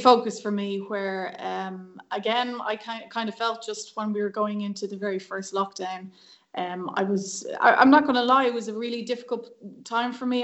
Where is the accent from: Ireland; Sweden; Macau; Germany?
Ireland; Dublin, Leinster; I grew up in Dublin, um, in a place called Cabra, which is kind of North Dublin, the best part